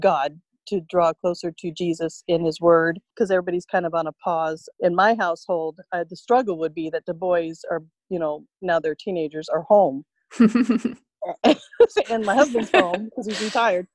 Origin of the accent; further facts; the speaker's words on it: Vista, California, United States; moved away as an adult; also born or lived in Riverside County, California / San Diego County, California; now in McMinnville, United States; born and raised in Vista, California